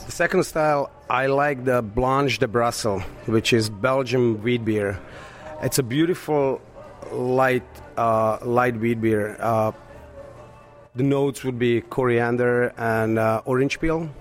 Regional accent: Slovakia; English is a second language; moved away as an adult; also born or lived in Astoria, New York; now in United States; I was born in Slovakia, and uh, I moved to United States 13 years ago.

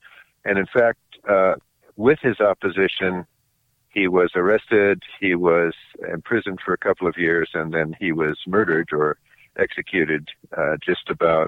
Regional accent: Western Washington, United States; I'm a Pacific Northwest guy. I was born and raised in Western Washington. I've lived almost my entire life there. And now I'm getting away from some of that winter cold and enjoying the temperatures here in Palm Springs.

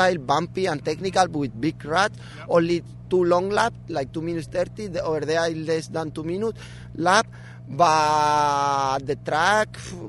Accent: Spain; English is a second language; I'm from Spain

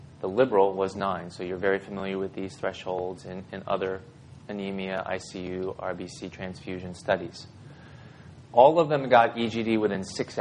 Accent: Mount Airy, Maryland, United States; also born or lived in Baltimore, Maryland; my parents moved me way west. It's a place called Mount Airy in western Howard County, Carroll County

